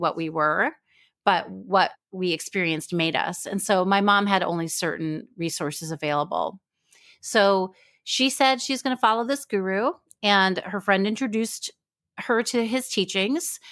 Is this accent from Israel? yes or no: yes; Israel; I was born in Israel